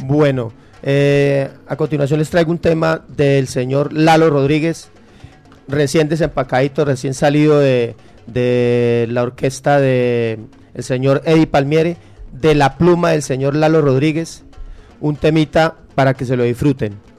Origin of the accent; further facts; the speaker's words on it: Bucaramanga, Santander, Colombia; now in Medellín, Colombia; yo no soy de, la ciudad de Medellín, yo soy de Bucaramanga